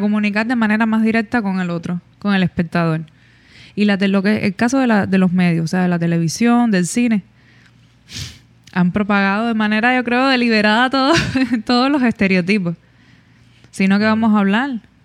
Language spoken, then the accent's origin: Spanish; Cuba; nosotros que somos cubanos